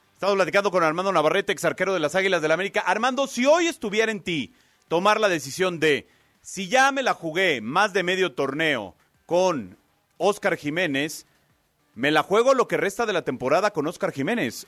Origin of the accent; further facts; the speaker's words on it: Chile; now in Mexico; yo también como chileno